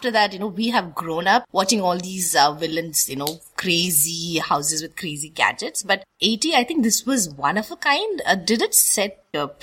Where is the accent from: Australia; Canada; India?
India; Delhi; also born or lived in South India; growing up in Delhi